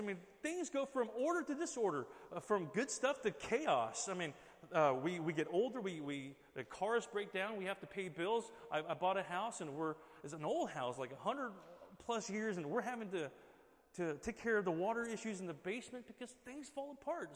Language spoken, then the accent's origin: English; Southern California, United States; moved away; we're from Southern California